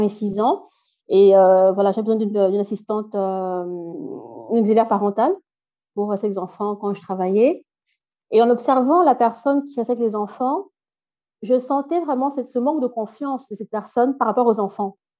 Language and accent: French; Brussels, Brussels-Capital Region, Belgium; first language French; also born or lived in Democratic Republic of the Congo; now in Flanders, Belgium; je, suis née ici, donc j'ai grandi, mes études ont, été faites ici en Belgique, euh, à Bruxelles